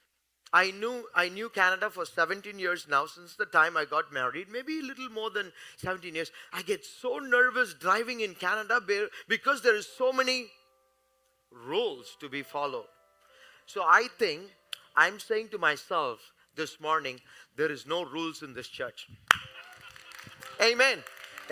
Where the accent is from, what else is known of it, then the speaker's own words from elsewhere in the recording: India; I am from India.